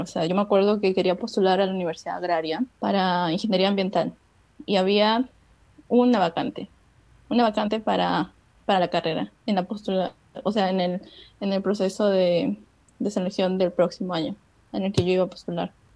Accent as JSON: {"language": "Spanish", "country": "Peru", "also_born_or_lived": "China", "said": "soy de Perú."}